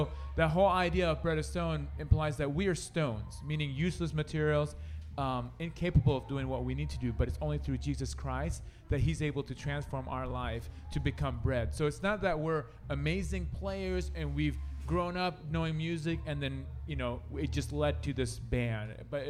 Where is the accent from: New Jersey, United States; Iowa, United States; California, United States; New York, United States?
Iowa, United States; Sioux City; We're from Sioux City, Iowa, so that's western part of Iowa. All of us, … originally is from Ohio, but we converted him, and now he's a Sioux Citian.